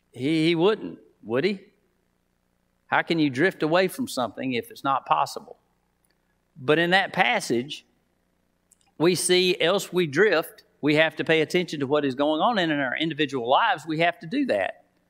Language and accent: English; Titus, Alabama, United States; now in Wetumpka, United States; Now I live in Wetumpka. Uh, I'm from Titus, so I'm a country boy